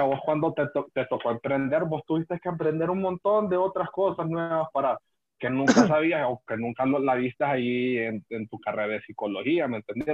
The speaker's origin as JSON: {"language": "Spanish", "country": "Honduras", "said": "Nosotros como hondureños"}